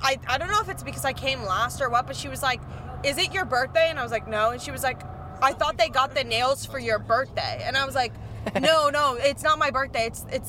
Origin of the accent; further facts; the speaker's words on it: Miami, Florida, United States; I'm from Miami.